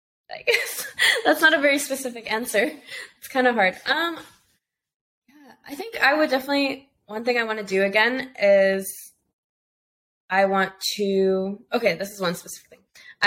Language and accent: English; Costa Rica; born there; No, so my family, I was born in Costa Rica.